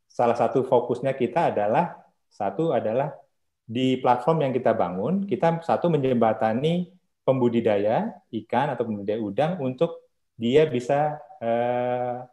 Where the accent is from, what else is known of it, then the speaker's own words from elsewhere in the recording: Bandar Lampung, Lampung, Indonesia; saya dari Bandar Lampung